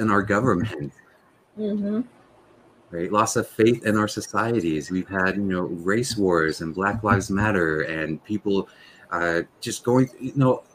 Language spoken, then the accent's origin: English; Tennessee, United States; moved away; I'm from Tennessee originally